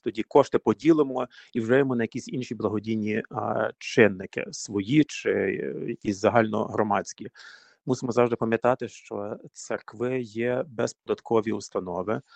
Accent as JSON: {"language": "Ukrainian", "town": "Buchach", "region": "Ternopil Oblast", "country": "Ukraine", "tie": "born or raised there", "also_born_or_lived": "Ivano-Frankivsk", "moved": "yes", "lives_now": "United States", "said": "Я е, родом з України родився ще в радянські часи, звісно, е, в Івано-Франківську. А тоді батьків е, направили на роботу на Тернопільщину в містечко Бучач, Тернопільська область"}